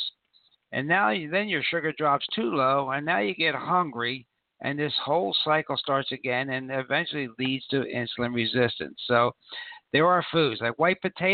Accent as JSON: {"language": "English", "town": "Philadelphia", "region": "Pennsylvania", "country": "United States", "tie": "born or raised there", "said": "We grew up together in Philly"}